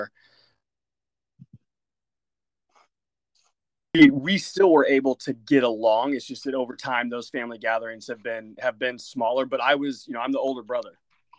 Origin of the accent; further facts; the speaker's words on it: Oklahoma, United States; I came from a much smaller family out in Oklahoma